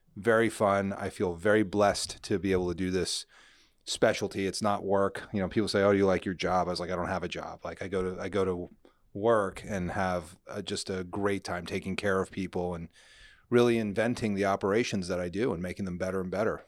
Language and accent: English; New Jersey, United States; moved away as an adult; also born or lived in Nashville / New York; grew up in New Jersey